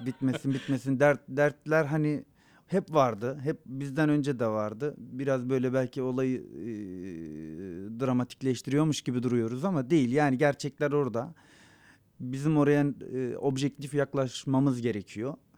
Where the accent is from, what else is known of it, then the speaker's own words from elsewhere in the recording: Kiğı, Bingöl Province, Turkey; first language Zazaki; Turkish is a second language; moved away; also born or lived in Malatya; doğduğum yer olan Kia'nın